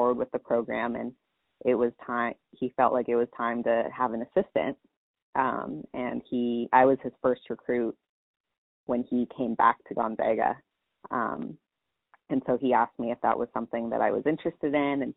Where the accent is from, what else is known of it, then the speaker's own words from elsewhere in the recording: Long Beach, California, United States; moved away as an adult; now in Spokane, United States; I'm originally from the Long Beach area down in California.